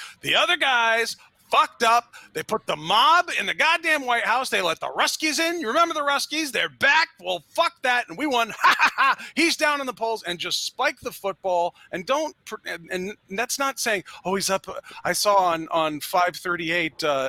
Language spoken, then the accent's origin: English; United States; as American